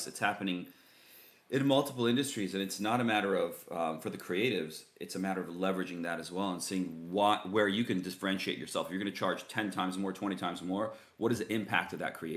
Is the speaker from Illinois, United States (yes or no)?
yes; Chicago, Illinois, United States; I grew up around Chicago